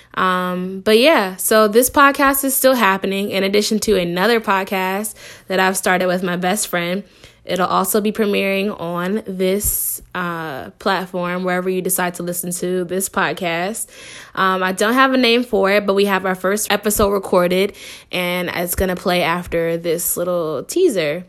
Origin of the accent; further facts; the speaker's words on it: Shaker Heights, Ohio, United States; moved away as an adult; also born or lived in Anaheim, California; now in Los Angeles, United States; I grew up in Cleveland. I went to school in Cleveland. Um, specifically, I grew up in Shaker Heights